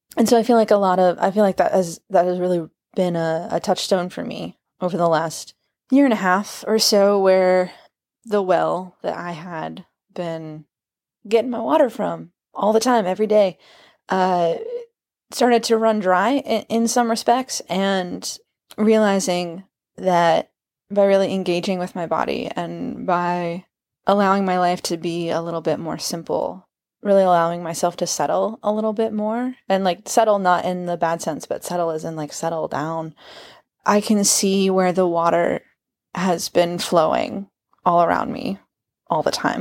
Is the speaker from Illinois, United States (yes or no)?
no; Kansas, United States; I am from Kansas.